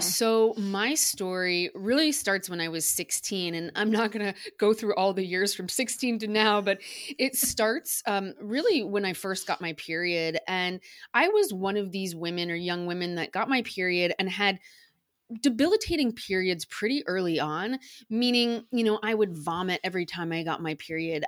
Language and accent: English; United States; accent: American; you can probably tell by my accent, I'm American